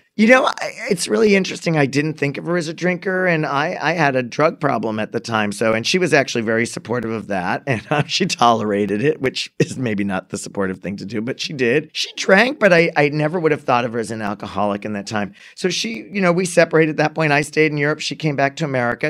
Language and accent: English; Framingham, Massachusetts, United States; I grew up in Framingham also.